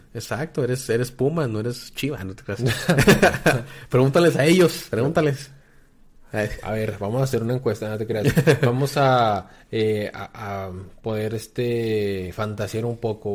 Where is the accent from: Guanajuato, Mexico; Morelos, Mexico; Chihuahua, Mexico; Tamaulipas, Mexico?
Chihuahua, Mexico; nosotros somos de Chihuahua